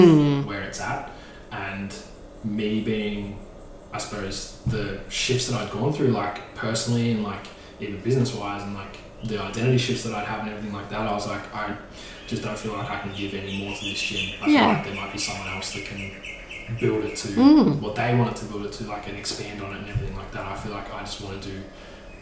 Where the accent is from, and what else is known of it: Maffra, Victoria, Australia; born or raised there